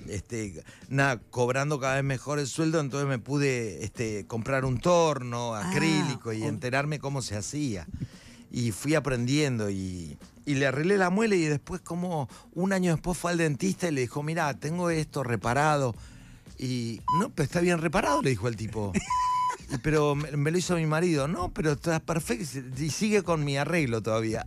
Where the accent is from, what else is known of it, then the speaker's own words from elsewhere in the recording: Buenos Aires, Argentina; Yo soy de Parque Patricio